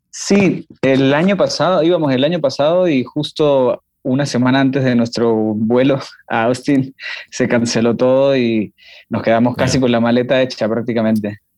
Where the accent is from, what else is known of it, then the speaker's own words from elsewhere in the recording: Venezuela; y sí, los demás somos, somos eso, venezolanos. Hay 5 venezolanos y un colombiano. Todos nos conocimos acá, ninguno nos conocíamos de, de Venezuela ni de Colombia, porque aparte de Venezuela somos de partes distintas.